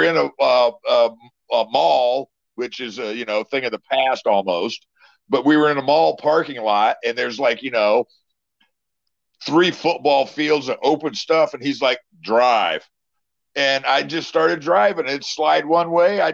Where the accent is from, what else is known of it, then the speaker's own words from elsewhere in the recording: Iowa, United States; I grew up in Iowa